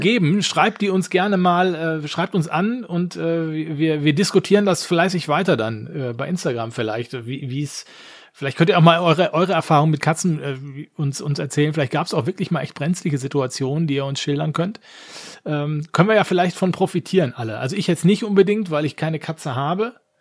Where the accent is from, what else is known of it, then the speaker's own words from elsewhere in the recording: Essen, North Rhine-Westphalia, Germany; moved away; nach Essen in meine Heimatstadt